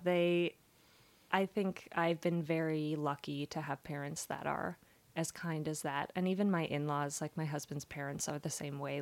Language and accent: English; Las Vegas, Nevada, United States; my parents were really great about like taking us to things growing up in Las Vegas.